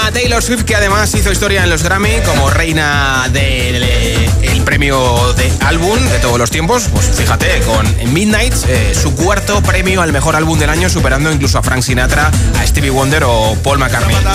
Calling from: Palma de Mallorca, Balearic Islands, Spain; Pero desde Palma de Mallorca.

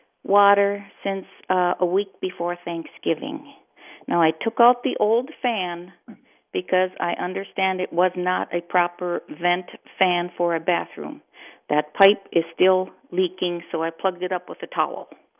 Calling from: Shoreview, Minnesota, United States; Well, good morning, Andy. I'm calling from Shoreview, of course.

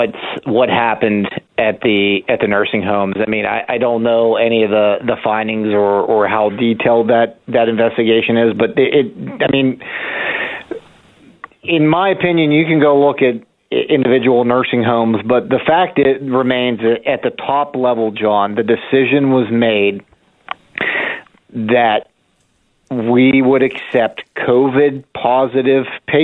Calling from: Pennsylvania, United States; in our southwestern area here, we're not far from Ohio, West Virginia. I'm about 30 minutes from Morgantown.

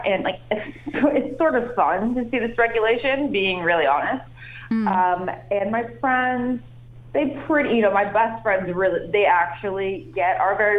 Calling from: Bahamas; I'm actually in the Bahamas right now.

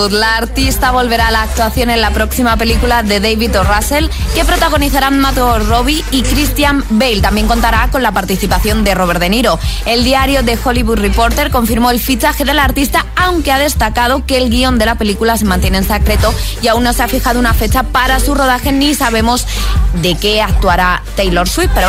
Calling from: Asturias, Spain; Buenos días, agitadores. Soy … desde Asturias

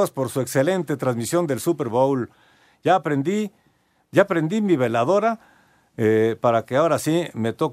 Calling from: Tlalpan, Mexico City, Mexico; Muy buenas noches … de la Alcaldía de Tlalpan.

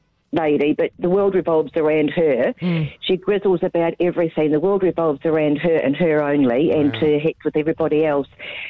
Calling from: Gold Coast, Queensland, Australia; I'm calling from the Gold Coast.

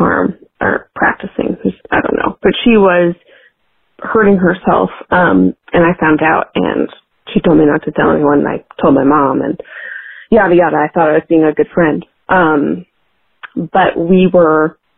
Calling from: Washington, District of Columbia, United States; I'm calling in from Washington, D.C.

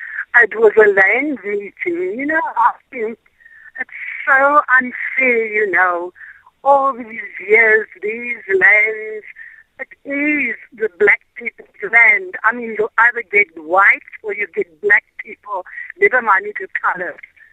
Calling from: Springbok, Northern Cape, South Africa; I'm phoning from Springbok, the Macallan.

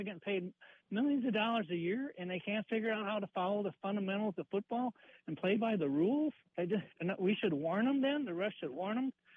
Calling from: Broomfield, Colorado, United States; I'm calling from the Cradleboard Trail in Broomfield, Colorado

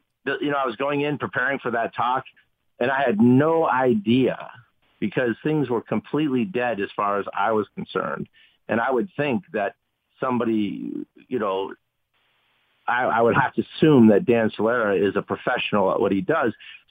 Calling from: Haiti; Yes, I'm calling you from Haiti.

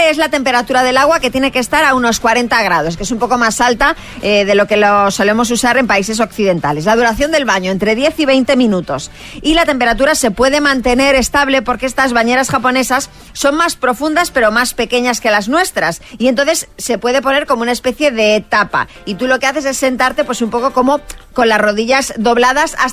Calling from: Salceda de Caselas, Galicia, Spain; de Salceda, Galicia.

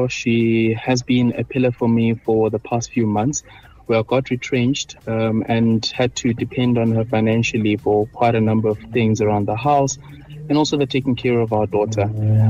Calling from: Pretoria, Gauteng, South Africa; calling from Pretoria West.

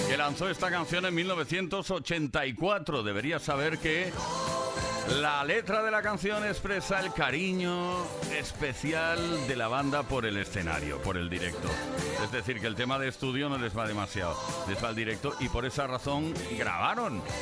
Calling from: Vigo, Galicia, Spain; de Vigo.

